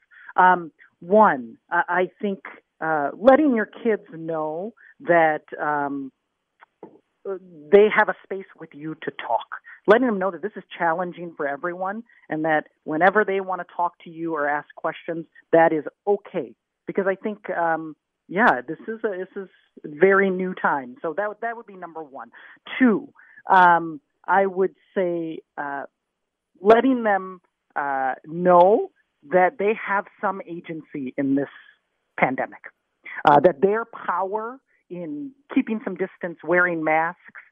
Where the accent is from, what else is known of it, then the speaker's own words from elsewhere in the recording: Minnesota, United States; moved away as an adult; also born or lived in Texas / Southern Africa; I grew up in Minnesota.